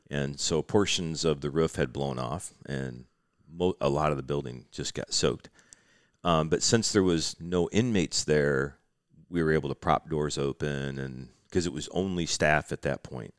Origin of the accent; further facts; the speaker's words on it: Midwest, United States; Growing up in the Midwest and fishing the Great Lakes